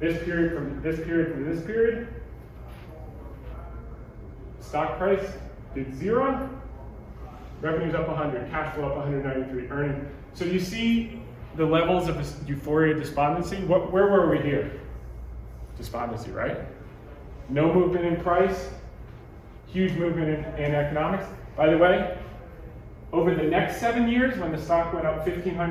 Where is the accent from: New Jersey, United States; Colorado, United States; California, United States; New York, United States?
New Jersey, United States; I grew up in Jersey